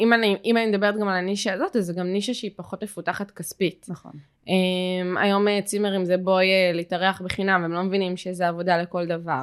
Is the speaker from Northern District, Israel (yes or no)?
no; Jerusalem, Jerusalem District, Israel; moved away; אני במקור מירושלים